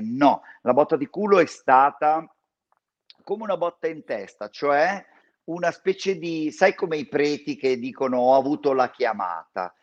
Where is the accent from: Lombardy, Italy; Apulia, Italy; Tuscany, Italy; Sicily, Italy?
Lombardy, Italy; San Donato Milanese; io sono cresciuto a San Donato Milanese